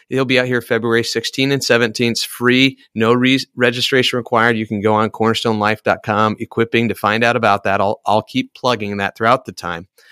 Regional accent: Iowa, United States; I am an Iowan and I'm an American.

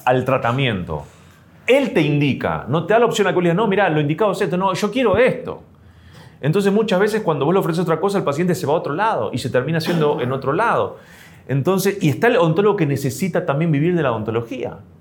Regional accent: Argentina; como argentino tenemos bien esa base

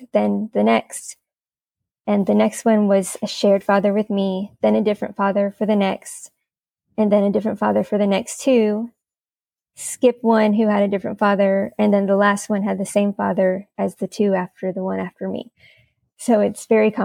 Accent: Miami, Florida, United States; moved away as an adult; now in Greensboro, United States; I live in Greensboro, but I'm originally from Miami, Florida

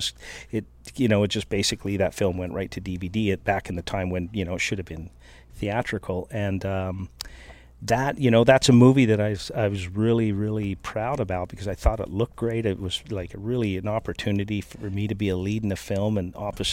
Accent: 100 Mile House, British Columbia, Canada; also born or lived in Squamish, British Columbia; I was born in Squamish. I moved to 100 Mile House / Lac La Hache when I was 4 years old

